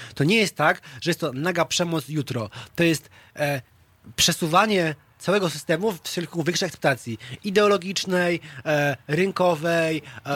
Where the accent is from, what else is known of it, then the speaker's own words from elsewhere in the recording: Wrocław, Lower Silesian Voivodeship, Poland; moved away as an adult; now in Warsaw, Poland; pochodzę z Wrocławia